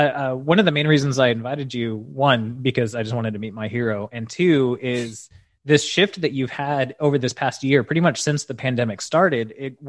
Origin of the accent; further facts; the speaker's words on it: Houston, Texas, United States; moved away; So I'm from Houston originally.